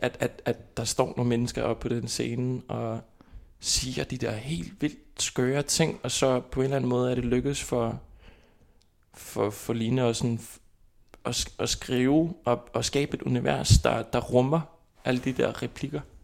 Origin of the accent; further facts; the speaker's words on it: Kópavogur, Capital Region, Iceland; Danish is a second language; moved away as an adult; now in Copenhagen, Denmark; Jeg kommer fra Island, og øh, fra hovedstadområdet Kåberbord